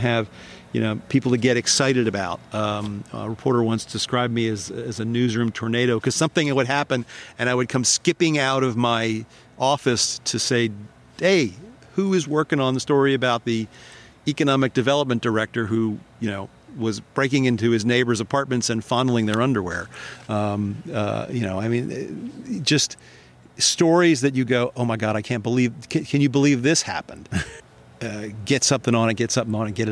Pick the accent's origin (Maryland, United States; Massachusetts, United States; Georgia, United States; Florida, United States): Maryland, United States; Ocean City; now in Annapolis, United States; growing up in Ocean City as a kid